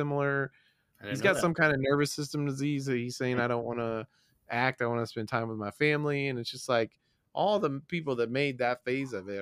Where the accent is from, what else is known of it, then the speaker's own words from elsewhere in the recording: Tennessee, United States; growing up in Tennessee